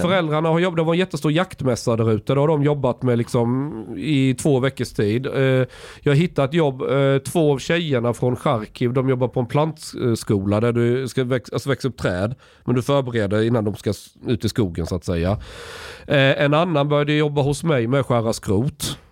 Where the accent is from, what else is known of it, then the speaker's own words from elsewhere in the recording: Sweden; när jag växte upp i Sverige. Alltså jag är uppvuxen verkligen på landet